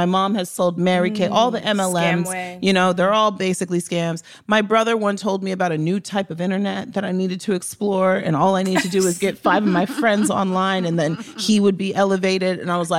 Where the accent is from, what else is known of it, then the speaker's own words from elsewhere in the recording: Nigeria; Lacey, like, I'm Nigerian. Like, scams are part of my culture.